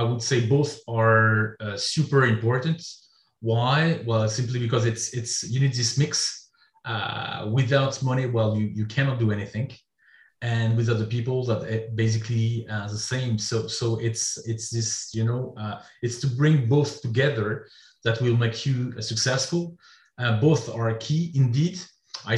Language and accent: English; France; also born or lived in Belgium; I'm a French guy. So I was born in France